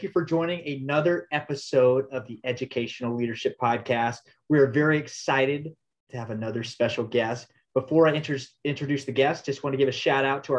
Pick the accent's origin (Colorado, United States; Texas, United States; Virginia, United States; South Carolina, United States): Texas, United States; Houston; I'm from the Houston area.